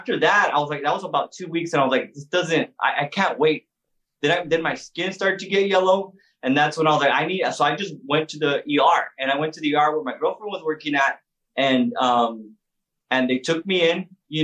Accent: El Paso, Texas, United States; also born or lived in San Antonio / Houston; I'm originally from El Paso, Texas.

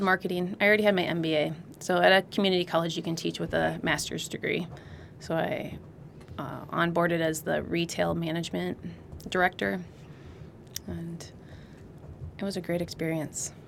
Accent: Illinois, United States; also born or lived in Colorado Springs / Las Cruces, New Mexico / Hawaii; now in California, United States; I grew up in Illinois. I'm not, not from California originally

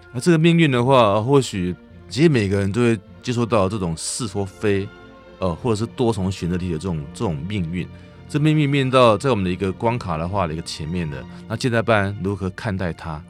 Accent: Kinmen County, Taiwan; also born or lived in Sanchong District, New Taipei; now in New Taipei, Taiwan; 我来自于那个金门嗯，啊，其实我现在的恋恋不忘还是我的金门故乡啦

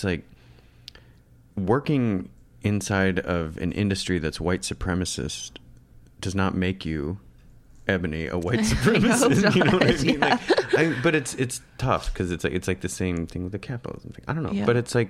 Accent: Michigan, United States; No, you're from Canada and I'm from Michigan.

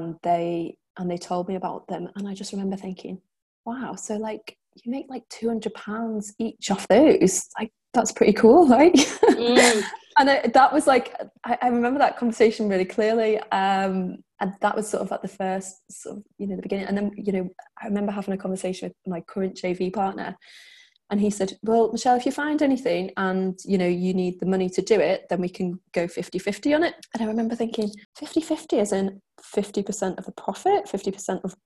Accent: the Wirral, North West England, United Kingdom; I'm from the Wirral, which is just outside of Chester.

